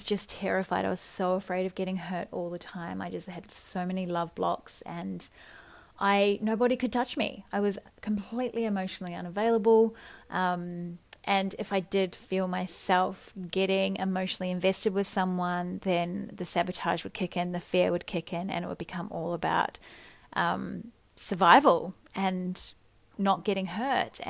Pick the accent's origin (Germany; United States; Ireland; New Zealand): New Zealand; So I'm a Kiwi girl. I grew up in small town New Zealand